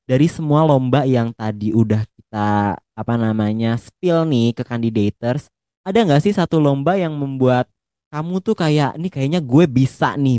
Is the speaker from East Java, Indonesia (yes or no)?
no; Depok, West Java, Indonesia; kan kalau aku kan dari Depok ya kamu kan dari Malang tuh